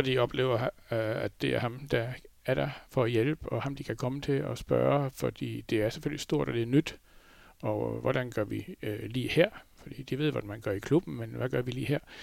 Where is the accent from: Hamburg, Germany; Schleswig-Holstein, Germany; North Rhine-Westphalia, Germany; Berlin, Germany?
Schleswig-Holstein, Germany; Flensburg; moved away as an adult; now in Denmark; Jeg har jo boet i Flensborg. Jeg blev født i Flensborg, og har boet der indtil... Øh, ja, hvad er det? små 30 år siden, vi flyttede herover